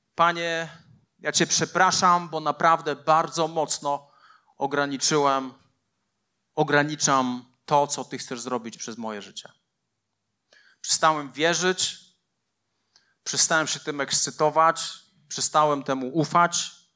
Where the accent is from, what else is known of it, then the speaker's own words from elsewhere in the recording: Poland; moved away; also born or lived in Leszno / Częstochowa; po mojej wsi, po Porkach Wielkich